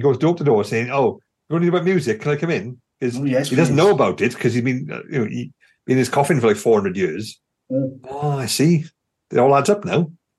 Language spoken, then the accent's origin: English; South Wales, United Kingdom; I was born in July 31st in South Wales.